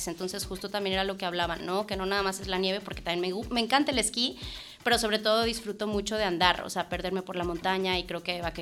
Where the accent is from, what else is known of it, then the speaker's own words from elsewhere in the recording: Mexico; now in Spain; mexicana y me encanta.